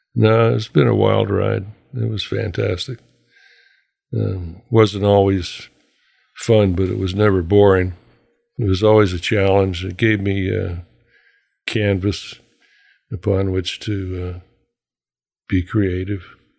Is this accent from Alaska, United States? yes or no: yes; Anchorage, Alaska, United States; myself and a couple of guys that I was raised with here in Anchorage